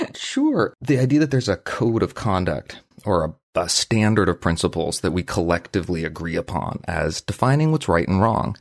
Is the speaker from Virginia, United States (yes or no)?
no; Vermont, United States; we grew up in Vermont and we live and work in Vermont.